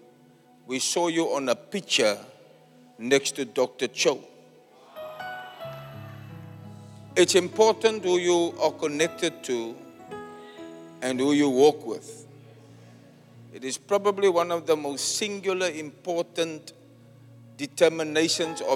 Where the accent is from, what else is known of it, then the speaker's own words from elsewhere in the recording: Cape Town, Western Cape, South Africa; My hometown, my home church.